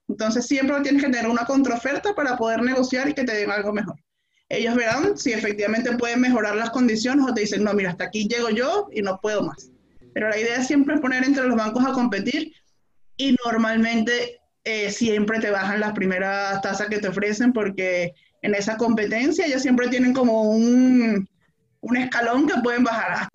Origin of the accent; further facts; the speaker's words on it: Venezuela; moved away as an adult; now in Chile; en mi país de origen, en Venezuela. Ya tengo en Chile cuatro años y medio